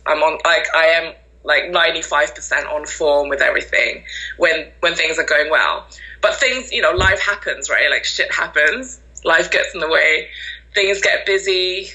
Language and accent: English; Malaysia; now in York, United Kingdom; I'm originally from Malaysia.